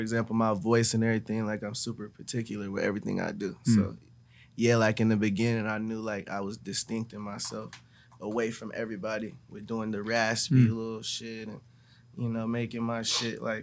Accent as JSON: {"language": "English", "town": "Canton", "region": "Ohio", "country": "United States", "tie": "born or raised there", "also_born_or_lived": "Columbus, Ohio", "said": "I'm from Canton, Ohio, but I grew up in also Columbus"}